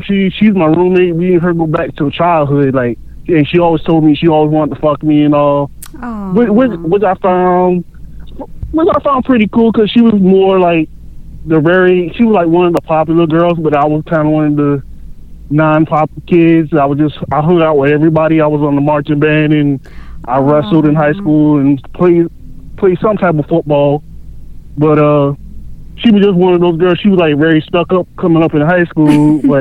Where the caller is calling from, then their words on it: Savannah, Georgia, United States; I'm calling from Savannah, Georgia